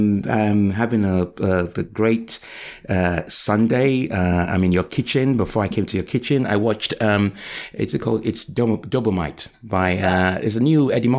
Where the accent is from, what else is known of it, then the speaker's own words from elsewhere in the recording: Liverpool, North West England, United Kingdom; born there; No, it was brilliant. I was born in Liverpool.